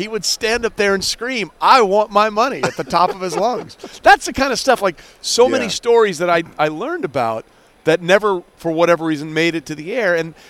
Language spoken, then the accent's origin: English; New York, United States; now in St. Louis, United States; there's a guy locally that I grew up with in New York.